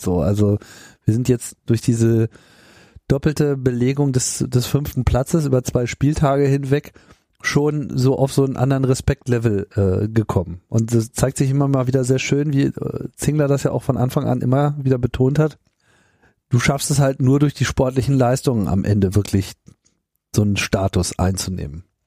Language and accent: German; Hanover, Lower Saxony, Germany; moved away; ich komme ja auch ursprünglich aus Hannover